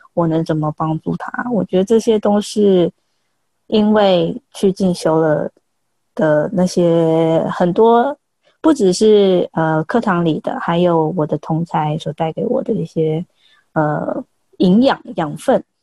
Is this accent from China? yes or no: no; Taiwan; first language Chinese; moved away as an adult; also born or lived in London, United Kingdom; now in India; 我们台湾的呃信件的时候，我们在我们中文的信件，我们中文母语者很容易一眼看过就知道那是什么